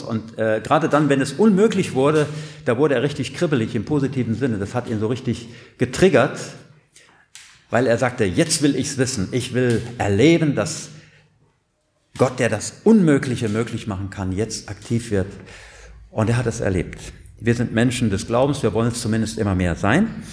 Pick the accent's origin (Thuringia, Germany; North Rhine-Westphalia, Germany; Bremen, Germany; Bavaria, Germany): North Rhine-Westphalia, Germany; Siegerland; ich komme ja aus dem Siegerland